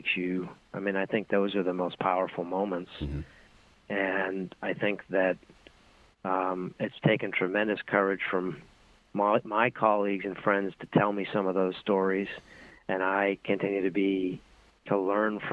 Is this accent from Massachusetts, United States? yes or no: yes; Boston, Massachusetts, United States; I grew up in Boston, Massachusetts